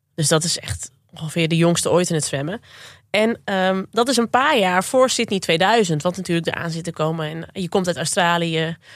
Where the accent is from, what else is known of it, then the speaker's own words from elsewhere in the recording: Zwolle, Overijssel, Netherlands; Ik kom uit Zwolle